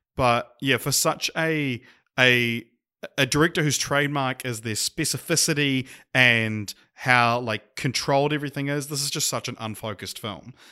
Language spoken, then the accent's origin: English; New Zealand; accent: Kiwi